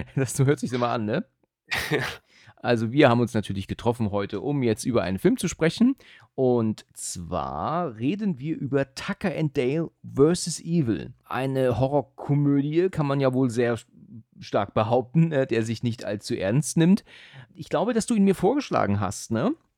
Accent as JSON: {"language": "German", "town": "Husum", "region": "Schleswig-Holstein", "country": "Germany", "moved": "yes", "lives_now": "Hesse, Germany", "said": "komme auch aus dem hohen Norden ursprünglich, ne? Mhm. Bin ja aus Husum, ähm, aber bin ja jetzt eigentlich schon eher Hesse als, als Norddeutscher"}